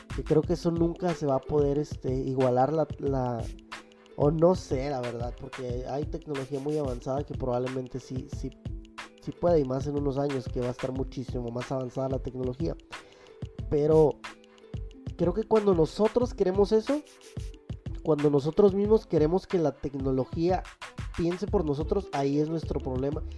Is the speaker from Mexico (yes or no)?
yes; Mexico; hablo como mexicanos